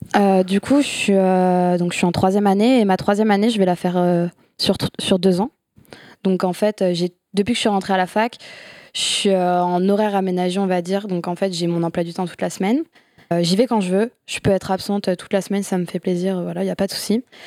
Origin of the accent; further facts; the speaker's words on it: Bergerac, Nouvelle-Aquitaine, France; now in Bordeaux, France; je viens de Bergerac, à côté de Bordeaux, donc maintenant j'habite à, Bordeaux